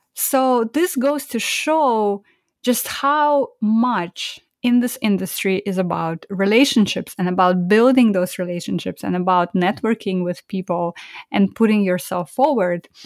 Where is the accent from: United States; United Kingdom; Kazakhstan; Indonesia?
Kazakhstan; Almaty; moved away; I was born in Almaty, which is the biggest city in the country